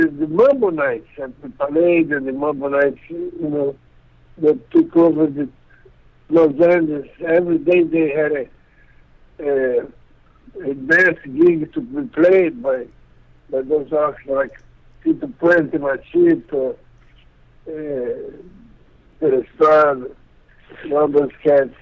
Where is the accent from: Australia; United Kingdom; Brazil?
Brazil; Acre; English is a second language; I was born there. In a small town in the Amazon, Occidental region, Acre